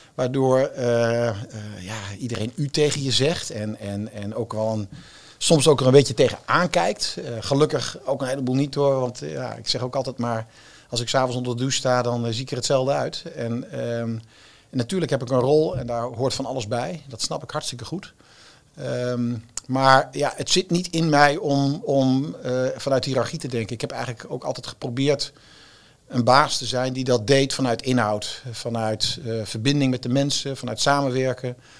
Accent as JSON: {"language": "Dutch", "town": "Zwolle", "region": "Overijssel", "country": "Netherlands", "moved": "yes", "said": "ik kom dan uit Zwolle"}